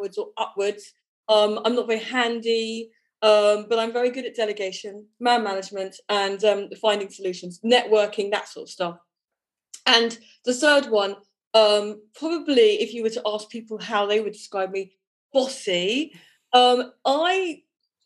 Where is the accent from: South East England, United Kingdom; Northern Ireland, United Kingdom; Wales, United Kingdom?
South East England, United Kingdom; Broadstairs; moved away as an adult; also born or lived in London; now in France; I come from Broadstairs in Kent. I lived in London when I was 20 onwards for 20 years, and then 15 years ago moved here